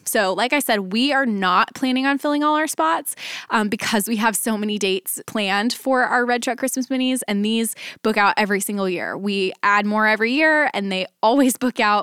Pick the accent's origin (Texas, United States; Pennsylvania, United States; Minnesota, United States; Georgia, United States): Texas, United States; Dallas; now in Nashville, United States; I grew up, I was born and raised in Dallas, and ended up moving from Dallas to Nashville